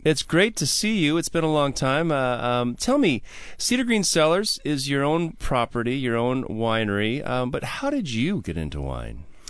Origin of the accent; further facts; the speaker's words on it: Milwaukee, Wisconsin, United States; moved away; I'm from Milwaukee, so PBR is always um, local to me